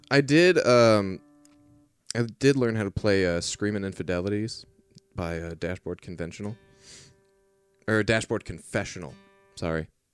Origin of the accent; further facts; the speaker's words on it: Portland, Oregon, United States; where we kinda grew up